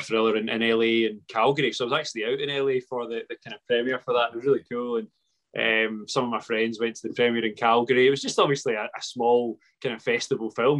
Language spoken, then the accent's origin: English; Paisley, Scotland, United Kingdom; I'm from Paisley